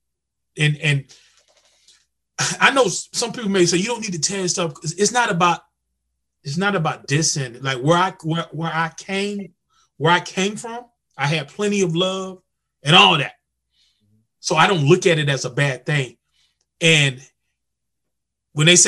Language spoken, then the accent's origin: English; North Carolina, United States; I'm from North Carolina